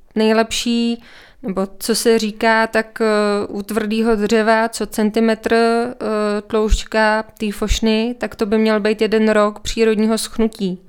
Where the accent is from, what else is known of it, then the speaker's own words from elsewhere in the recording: Czechia; accent: Czech English; also born or lived in Canada / New Zealand; now in České Budějovice, Czechia; pořád mluvím jako Čech, česká angličtina